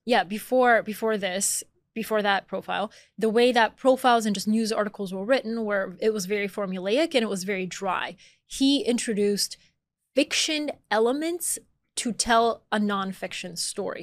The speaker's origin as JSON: {"language": "English", "town": "Atlanta", "region": "Georgia", "country": "United States", "tie": "born or raised there", "also_born_or_lived": "Bulgaria", "moved": "as an adult", "lives_now": "New York, United States", "said": "I was born in Bulgaria, I grew up in Atlanta, Georgia, I moved to New York as an adult"}